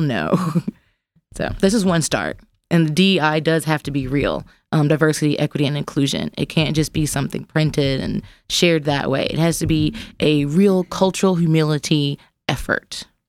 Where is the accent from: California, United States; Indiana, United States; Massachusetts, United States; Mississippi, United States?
Mississippi, United States; Jackson; now in Memphis, United States; I'm from Jax, Mississippi, which is a different kind of grit